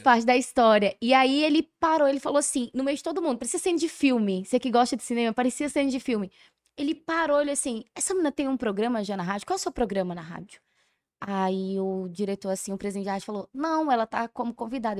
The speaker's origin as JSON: {"language": "Portuguese", "town": "Curaçá", "region": "Bahia", "country": "Brazil", "tie": "born or raised there", "said": "eu fui criada em Curaçá"}